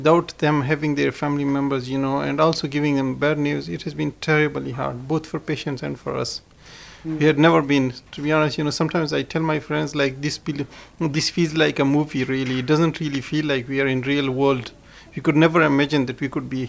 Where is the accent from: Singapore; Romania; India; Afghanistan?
Afghanistan; also born or lived in Pakistan; now in Ireland; We had well-established homes, we had very good lives in Afghanistan